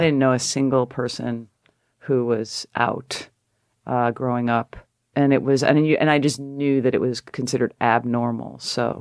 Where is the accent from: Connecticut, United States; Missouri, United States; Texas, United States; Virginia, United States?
Connecticut, United States; I'm a girl from Connecticut